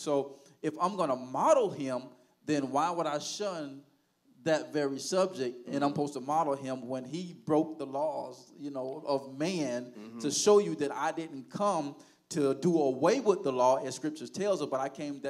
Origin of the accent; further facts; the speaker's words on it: Haines City, Florida, United States; I grew up in Haines City all my life